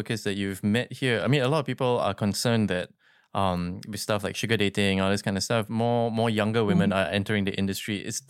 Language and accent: English; Singapore; for me, as a growing up in Singapore